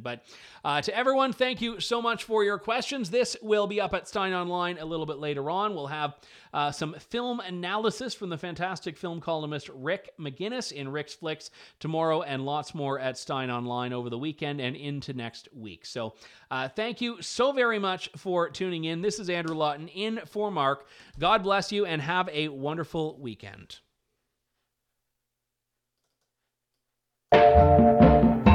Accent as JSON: {"language": "English", "country": "Canada", "lives_now": "London, Canada", "said": "as a Canadian"}